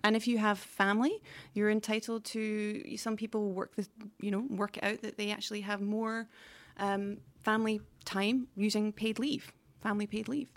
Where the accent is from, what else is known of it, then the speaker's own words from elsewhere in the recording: United Kingdom; moved away as an adult; now in Stockholm, Sweden; the U K where I'm from